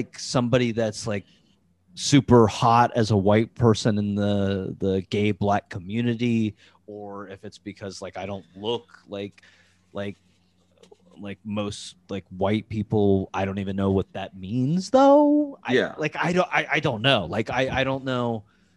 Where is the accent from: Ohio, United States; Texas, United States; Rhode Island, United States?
Ohio, United States; I'm from Ohio and there's a lot of racist here